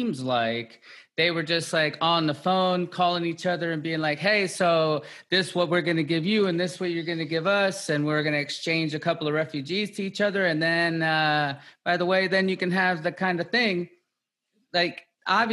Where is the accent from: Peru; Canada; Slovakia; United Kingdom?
Peru; now in United States; I'm from Peru